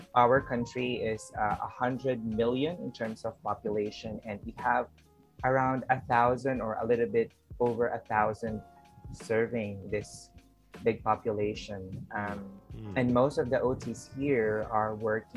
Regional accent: Philippines; I'm an occupational therapist from the Philippines.

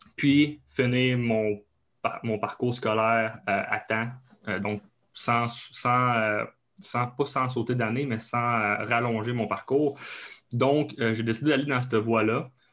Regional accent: Abitibi, Quebec, Canada; accent: Québécois (Abitibi); moved away as an adult; now in Laval, Canada; je viens euh, du Canada, donc du Québec, euh, plus précisément en Abitibi. Donc, c'est un autre coche d'accent en plus. donc, je viens de là, j'ai grandi, j'ai grandi là.

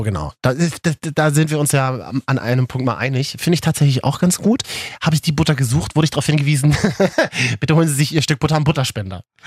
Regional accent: Berlin, Germany; meiner Heimatstadt Berlin

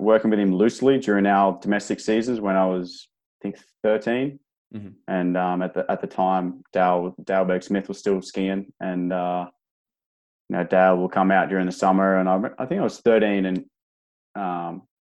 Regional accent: Australia

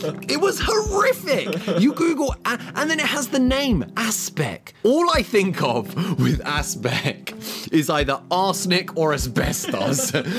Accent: United Kingdom; I'm British, so we call it jelly

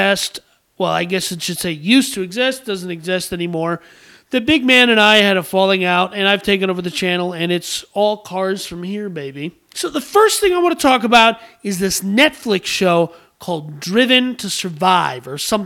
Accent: United States; I'm a red-blooded American

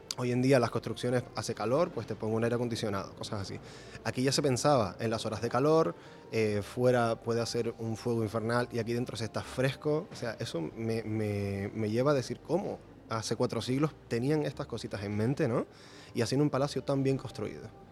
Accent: Gran Canaria, Canary Islands, Spain; Yo nací en Gran Canaria, llevo aquí viviendo casi toda mi vida.

